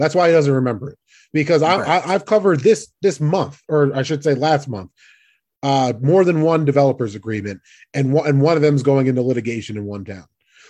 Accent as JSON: {"language": "English", "region": "New Jersey", "country": "United States", "said": "We're from Jersey."}